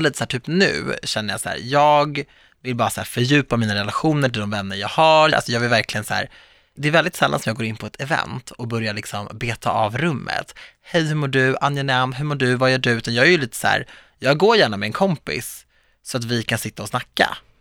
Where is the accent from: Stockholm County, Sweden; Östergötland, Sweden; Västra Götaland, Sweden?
Stockholm County, Sweden; Viksjö, Stockholm suburbs; jag växte upp i mitt hus i förorten